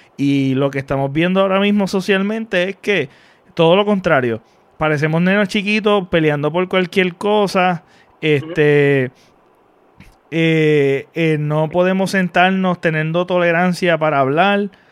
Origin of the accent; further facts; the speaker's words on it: Mayagüez, Puerto Rico; yo soy de Mayagüez